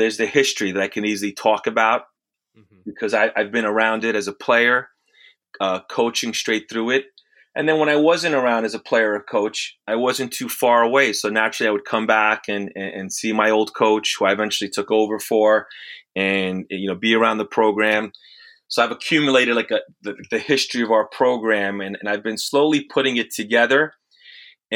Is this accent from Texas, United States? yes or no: no; the suburbs of New York, United States; also born or lived in Italy / Bronx, New York; I was born in Italy, came here when I was a couple years old, started in the Bronx. And then from there, we moved to the suburbs